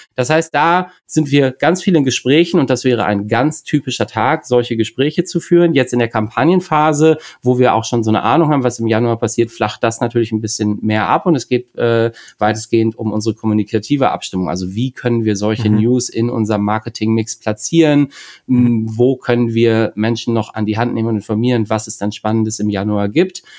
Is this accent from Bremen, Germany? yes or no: yes; Bremen, Germany; ich bin ähm, äh, in der Nähe von Bremen geboren und sitze jetzt auch wieder in Bremen